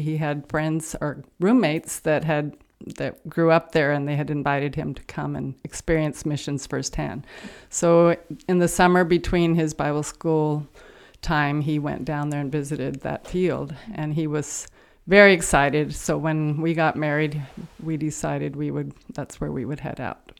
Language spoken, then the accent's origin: English; Santa Barbara, California, United States; I grew up in Santa Barbara, California